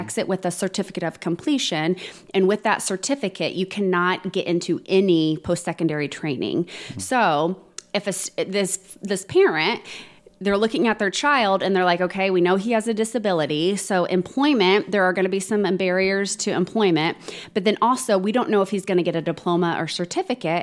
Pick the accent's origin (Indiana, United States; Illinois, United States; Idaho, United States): Indiana, United States; Plainfield; born and raised and still currently live in Plainfield